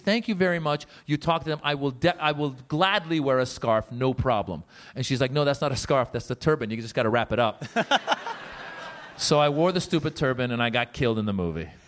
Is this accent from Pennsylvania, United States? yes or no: no; Northern California, United States; born or raised there; also born or lived in Iran; now in Los Angeles, United States